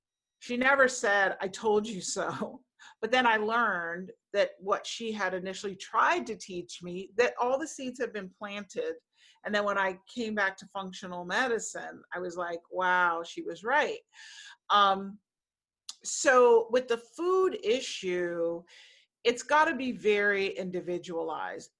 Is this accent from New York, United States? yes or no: yes; New York City, New York, United States; I grew up in Manhattan